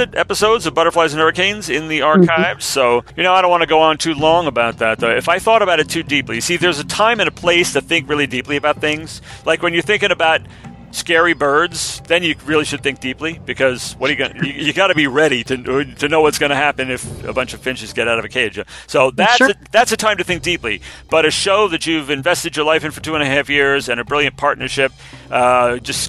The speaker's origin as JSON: {"language": "English", "country": "United States", "said": "we vulgarians in America"}